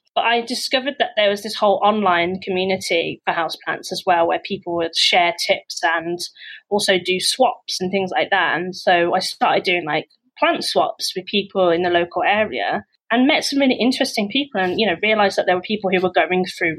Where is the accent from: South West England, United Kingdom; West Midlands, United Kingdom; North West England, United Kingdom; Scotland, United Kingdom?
West Midlands, United Kingdom; now in London, United Kingdom; until I came to London and I could be like this, you know I've grew up in the Midlands, I've lost my accent, you